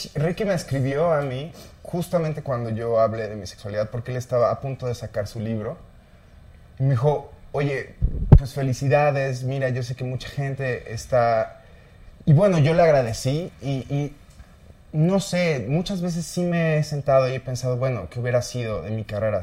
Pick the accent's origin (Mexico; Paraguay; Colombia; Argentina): Mexico; northern Mexico; siendo norteño